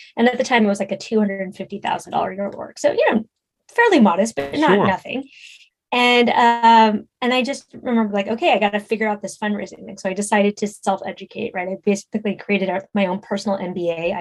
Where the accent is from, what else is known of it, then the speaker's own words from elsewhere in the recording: San Francisco, California, United States; I grew up in San Francisco in the 80s and 90s